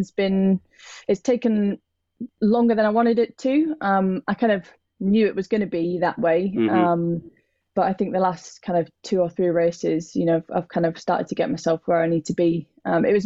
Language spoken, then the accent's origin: English; United Kingdom; known as a British racing driver